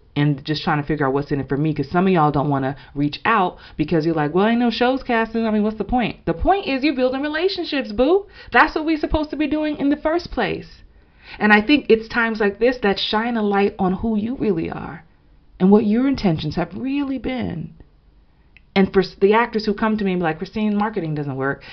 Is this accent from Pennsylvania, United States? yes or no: no; New York, United States; growing up in New York